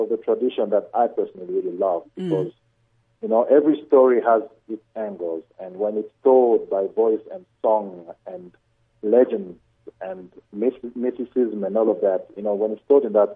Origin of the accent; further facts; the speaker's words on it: Kolwezi, Lualaba, DR Congo; Swahili is what I learned growing up in the town I was born in, because I was born in Kolwezi, which is south of the Congo.